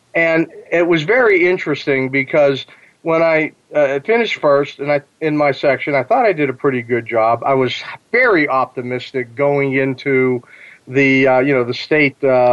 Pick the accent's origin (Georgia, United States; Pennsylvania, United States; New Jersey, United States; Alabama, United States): Pennsylvania, United States; near Pittsburgh, Western; I grew up near Pittsburgh